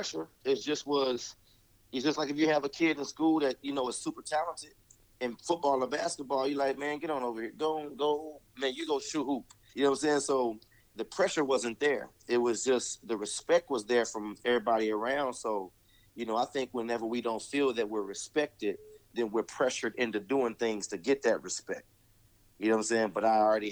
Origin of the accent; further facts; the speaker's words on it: Duncan, Oklahoma, United States; moved away; also born or lived in Dallas; I grew up in Duncan, Oklahoma